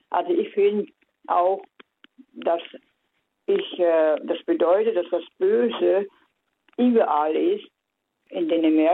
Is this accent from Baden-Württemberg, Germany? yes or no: yes; Baden-Württemberg, Germany; aus dem Schwarzwald.